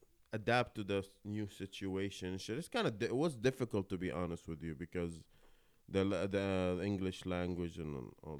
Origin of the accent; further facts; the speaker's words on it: Kuwait; moved away; So my story is I was born and raised in Kuwait, you know, my father and my sister, right? We stayed there most of our, not most of my life